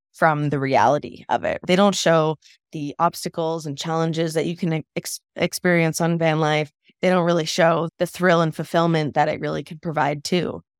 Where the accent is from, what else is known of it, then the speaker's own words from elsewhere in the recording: East Coast, United States; moved away as an adult; also born or lived in Colorado; I'm from the East Coast